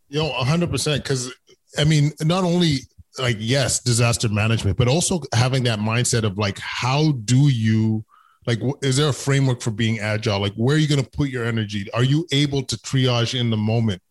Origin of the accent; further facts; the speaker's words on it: Canada; being a Canadian